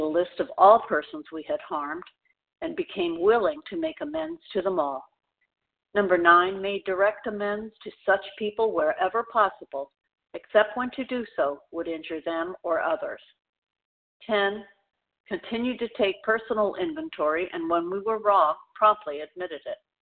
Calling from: Tampa, Florida, United States; I'm calling from the Tampa Bay, Florida area.

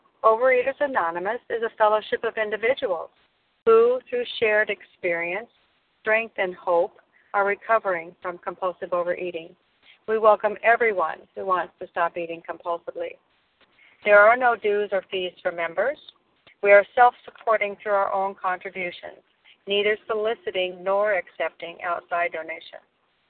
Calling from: Washington, United States; I'm calling in from Washington State this morning

